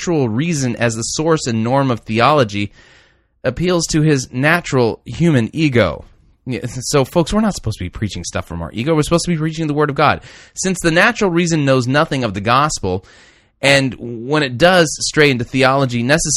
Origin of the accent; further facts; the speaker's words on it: United States; I'm just an American